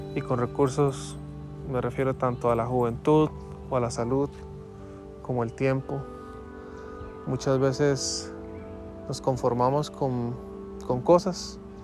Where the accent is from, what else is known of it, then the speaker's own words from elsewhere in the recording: Costa Rica; Yo soy de Costa Rica